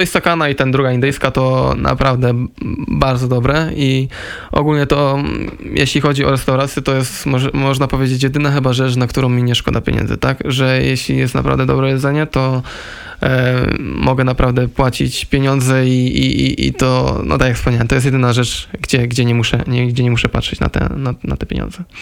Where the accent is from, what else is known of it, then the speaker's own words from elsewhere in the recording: Silesian Voivodeship, Poland; moved away; jak się wychowałem na Śląsku